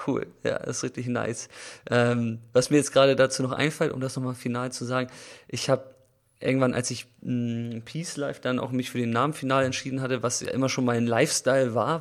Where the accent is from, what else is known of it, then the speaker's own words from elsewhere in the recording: Germany; wir hier als Deutsche